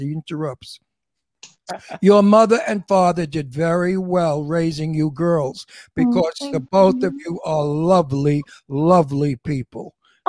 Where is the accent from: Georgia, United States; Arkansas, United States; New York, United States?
New York, United States; Brooklyn; now in California, United States; It was fun growing up in Brooklyn way back in the 1950s